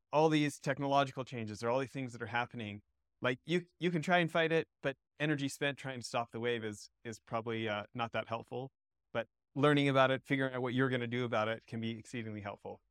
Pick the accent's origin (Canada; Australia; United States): Canada; moved away as an adult; also born or lived in Southern California; I grew up a snowboarder in Canada, and and got to move to Southern California and pick up surfing, but I was already in my twenties